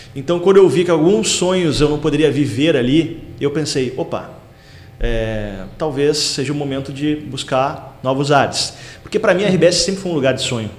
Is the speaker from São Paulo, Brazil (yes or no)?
no; Taquara, Rio Grande do Sul, Brazil; moved away as an adult; also born or lived in Porto Alegre; nasci em Itaquara, me criei lá, estudei né, no Colégio Santa Terezinha